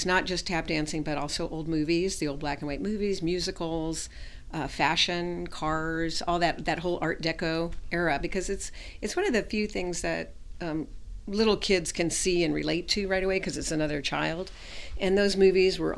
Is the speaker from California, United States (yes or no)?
yes; Los Angeles, California, United States; I was raised right here in Hollywood. In the Hollywood area.